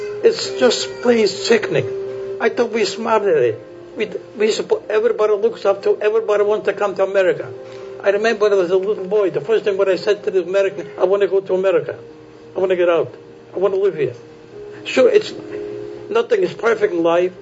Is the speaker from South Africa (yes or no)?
no; Poland; I was born in Poland.